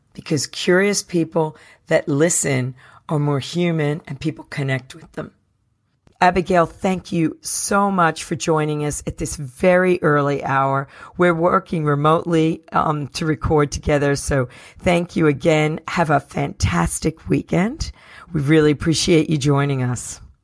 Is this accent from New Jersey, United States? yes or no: yes; New Jersey, United States; I'm from New Jersey